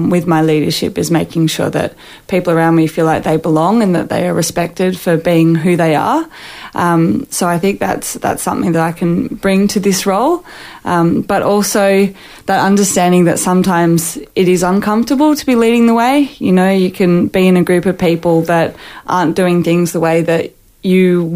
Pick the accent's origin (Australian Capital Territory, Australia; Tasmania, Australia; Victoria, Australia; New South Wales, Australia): New South Wales, Australia; Sydney; moved away as an adult; now in Queensland, Australia; I grew up in New South Wales